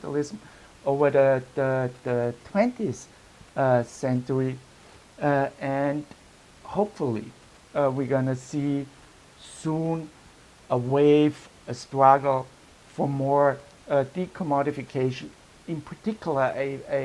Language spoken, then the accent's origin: English; Vienna, Austria; I'm from Vienna city in Europe with this long tradition of public housing